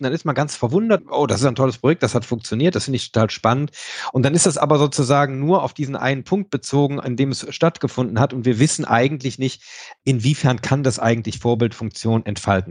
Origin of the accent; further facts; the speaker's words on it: Rhineland, Germany; für mich als Rheinländer